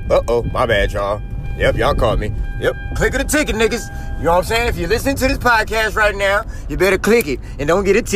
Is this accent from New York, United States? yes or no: no; Oakland, California, United States; born from Oakland